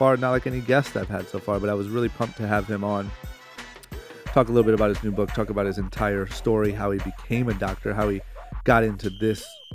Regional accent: Akron, Ohio, United States; I grew up in Akron, Ohio

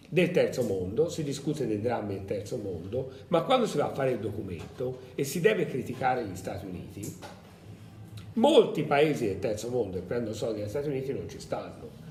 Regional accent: Tuscany, Italy; non sono, uh, un abitante di Bergamo, un, nato a Bergamo, però che sono toscano

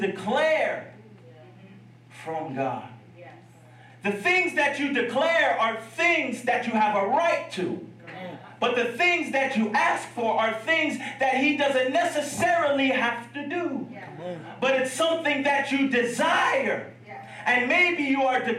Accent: Piscataway, New Jersey, United States; I grew up in Piscataway, New Jersey

